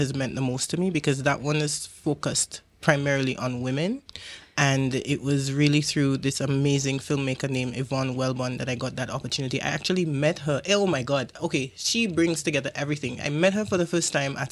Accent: St. Lucia; also born or lived in Jamaica; I'm from St Lucia

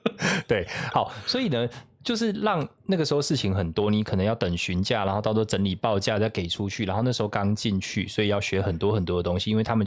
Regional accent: southern Taiwan, Taiwan; 大家就是我们从南部上来的

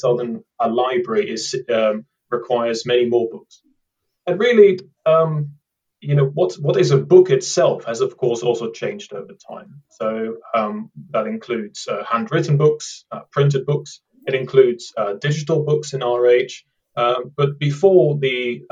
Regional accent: Amsterdam, North Holland, Netherlands; moved away as an adult; now in United Kingdom; I come from Amsterdam, from the Netherlands, but I've lived in the UK for about a decade now.

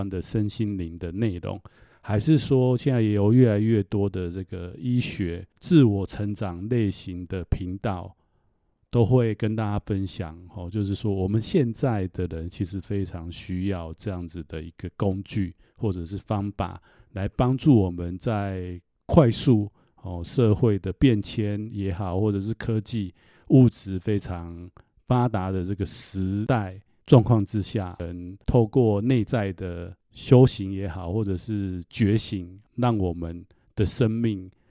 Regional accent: Taiwan; 因为我虽然出家十几年，但其实我们在台湾长大，从小多少自己生长过程当中，多少都会从父母辈或者是祖父母辈，哦，听到这方面类似的说法。

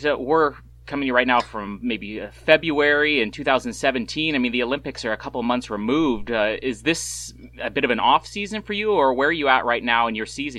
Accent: Canada; being Canadian myself.

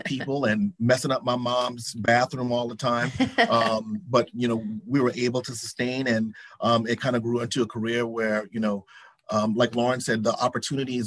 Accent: South Carolina, United States; being raised in the South, we have certain stipulations. I'm from South Carolina.

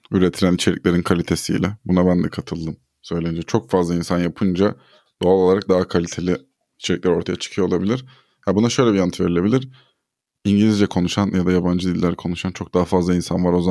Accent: Turkey; first language Turkish

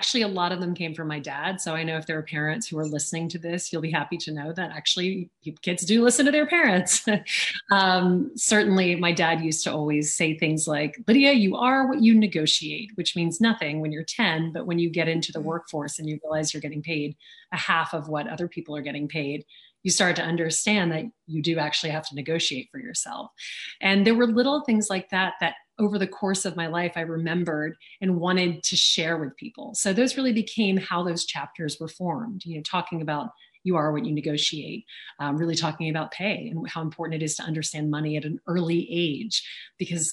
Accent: Louisiana, United States; accent: American; I grew up in the South, you know, I grew up in Louisiana and my mother is British

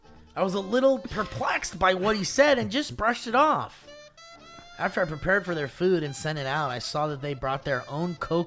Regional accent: Australia; My answer as an Australian

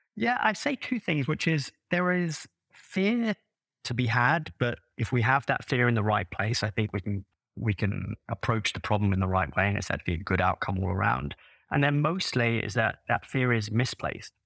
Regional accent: London, United Kingdom; moved away as an adult; now in United States; I grew up in London originally. That sort of, uh, tells in my voice.

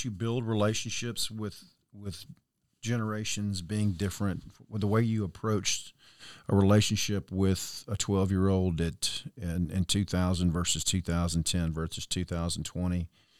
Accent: Mobile, Alabama, United States; I'm from Mobile.

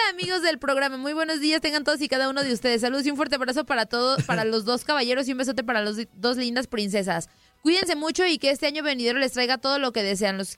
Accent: Guadalajara, Jalisco, Mexico; Sí, sí, soy tapatía

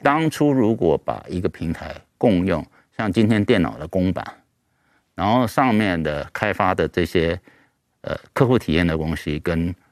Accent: Taiwan; 我自己本身也是，嗯，土生土长的台湾人

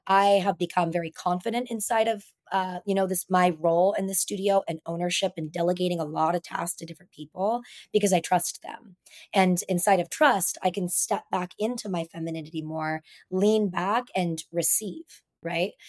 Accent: Reno, Nevada, United States; now in San Diego, United States; growing up in Reno, Nevada, in the mountains

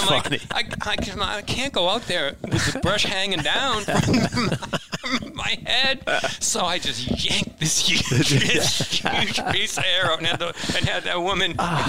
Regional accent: New England, United States; I'm from New England. I don't like people touching me, right?

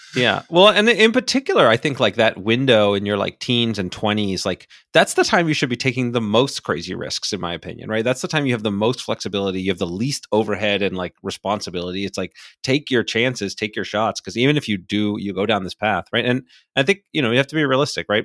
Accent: Miami, Florida, United States; moved away as an adult; also born or lived in New Hampshire; I grew up in Miami

